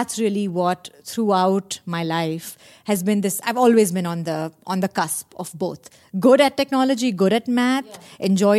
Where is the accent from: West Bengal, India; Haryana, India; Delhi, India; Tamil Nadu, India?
Delhi, India; moved away as an adult; also born or lived in Austin, Texas, United States; now in United States; I'm from India. I spent my early years growing up in Delhi